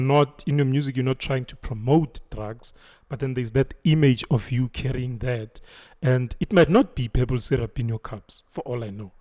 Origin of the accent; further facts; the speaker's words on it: Thembisa?, Braamfischer, Gauteng, South Africa; Ngikhulele eTopsi. I grew up in Topsonville, like in Bramfisha.